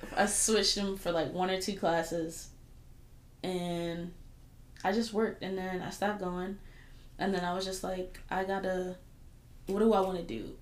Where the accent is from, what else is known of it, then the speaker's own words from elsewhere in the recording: Fayetteville, United States; I grew up in Fayetteville